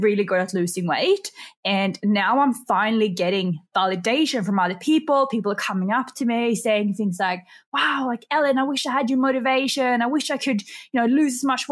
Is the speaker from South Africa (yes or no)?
no; Sweden; English is a second language; moved away as an adult; also born or lived in Australia; now in Bali, Indonesia; I am actually from Sweden. So if I have a bit of an accent that comes out